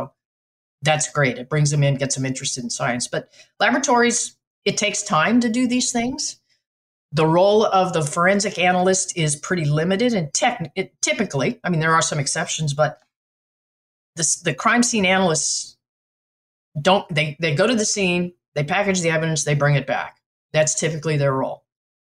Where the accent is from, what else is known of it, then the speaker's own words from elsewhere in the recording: New Mexico, United States; moved away; also born or lived in West Virginia; I'm from New Mexico, your neighbor.